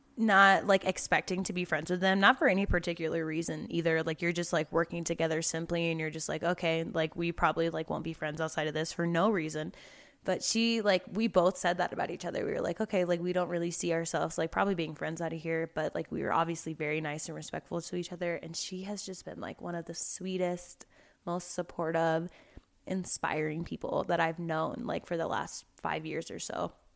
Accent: the South, United States; accent: twang; now in Colorado, United States; I'm from the South, so everything has twang to it

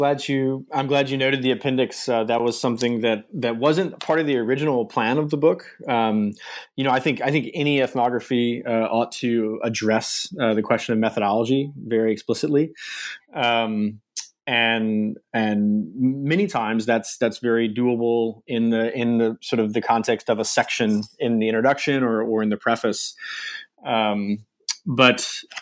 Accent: Virginia, United States; I grew up in Virginia, in the U.S., sort of coastal Virginia area, Chesapeake Bay, and stayed in Virginia for my undergraduate education

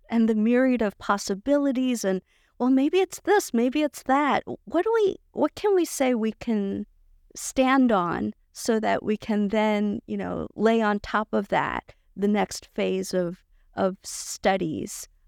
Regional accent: New York City, New York, United States; I grew up in New York City and, you know, the foul smell of dumpsters in August

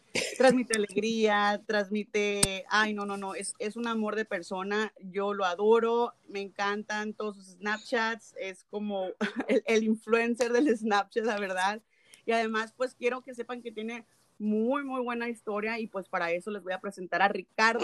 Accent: Mexico; como típica nopalera mexicana

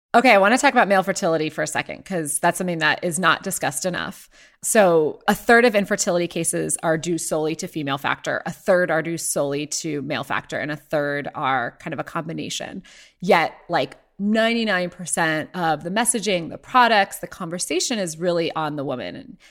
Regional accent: Ohio, United States; moved away; my story starts in Ohio, where I was born and raised

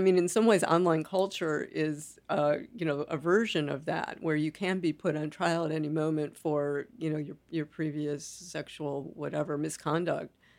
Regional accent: United States; as an American

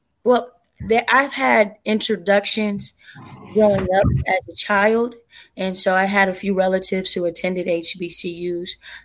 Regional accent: Sacramento, California, United States; I'm born and raised in Sacramento, living in Sacramento now

